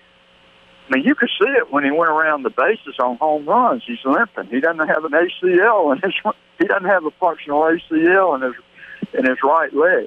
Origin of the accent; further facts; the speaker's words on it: Hattiesburg, Mississippi, United States; he and I grew up together in Hattiesburg